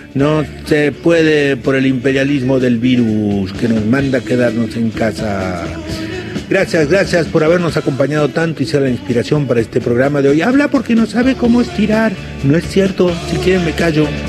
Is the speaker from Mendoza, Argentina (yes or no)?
no; San Jorge, Santa Fe, Argentina; moved away; allá lejos está mi pueblo San Jorge